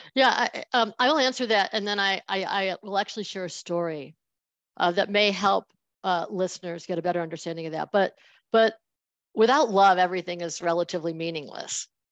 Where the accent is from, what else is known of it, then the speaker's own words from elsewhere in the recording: Buffalo, New York, United States; I'm from Buffalo